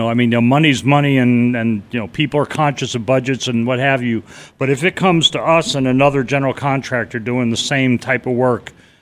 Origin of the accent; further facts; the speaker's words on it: New England, United States; now in Carefree, United States; You know, it's funny that I grew up in New England.